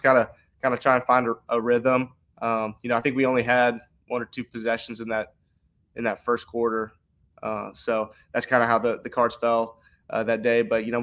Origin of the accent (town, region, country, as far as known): Texas, United States